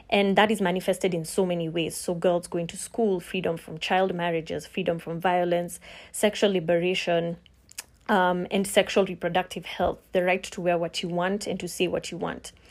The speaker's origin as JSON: {"language": "English", "country": "Kenya", "said": "I am a Kenyan lawyer and I will be answering a few questions on feminism."}